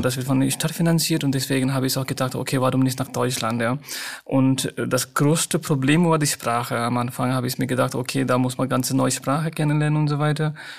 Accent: Nepal; German is a second language; moved away as an adult; now in Germany; Meine Eltern sind noch in Nepal. Die beide sind äh, in Nepal, in meiner Heimatstadt

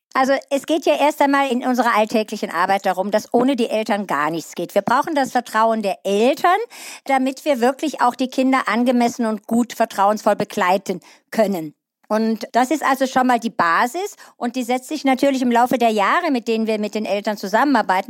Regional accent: Eifel, Germany; hier bei uns in der Eifel, in den dünn besiedelten Regionen

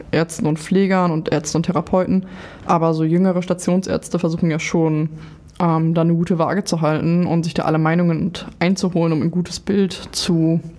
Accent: Lower Saxony, Germany; So, ich komme aus Niedersachsen, wie ich bereits erwähnt hatte

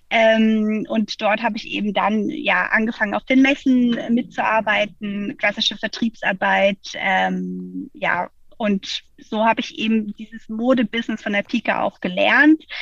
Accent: Freiburg, Baden-Württemberg, Germany; now in Hamburg, Germany; ich komme ursprünglich aus Freiburg und ähm, ja, irgendwie hat es mich in die große Stadt gezogen.

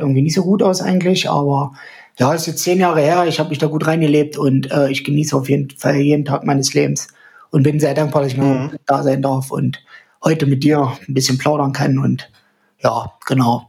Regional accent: the East, eastern Germany, Germany; hier so äh, bei uns im Osten

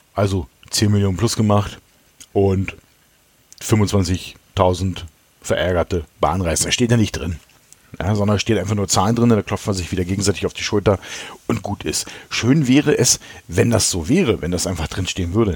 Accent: Berlin, Germany; ich komme ja aus dem Osten Berlins

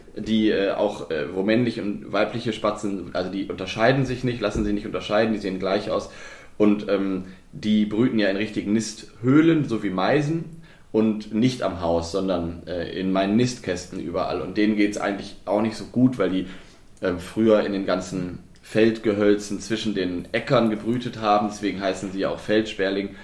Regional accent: the West, West Germany, Germany; moved away as an adult; now in Brandenburg, Germany; bei mir damals im Westen

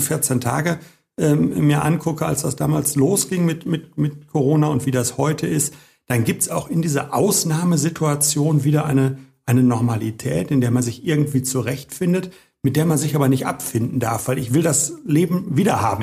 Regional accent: Bochum, North Rhine-Westphalia, Germany; also born or lived in Hagen; ich bin richtiger Bochumer, aber nicht hier geboren

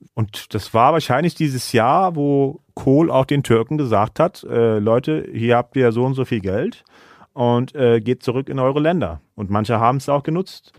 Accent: Germany; also born or lived in Istanbul; now in Kassel, Germany; ich bin halt aus Deutschland

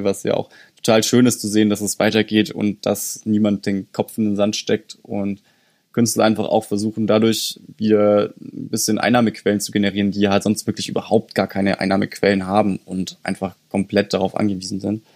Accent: Germany; bei uns in Deutschland

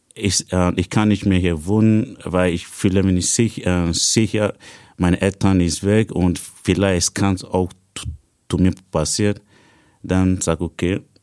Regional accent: Nigeria; German is a second language; moved away as an adult; now in Austria; Ich komme ursprünglich aus Nigeria. Seit fünf Jahren bin ich hier in Österreich

